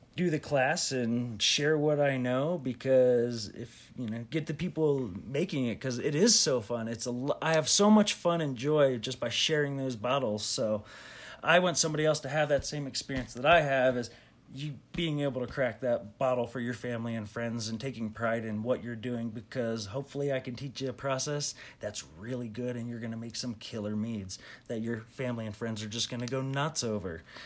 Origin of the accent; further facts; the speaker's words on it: Pennsylvania, United States; I grew up in Pennsylvania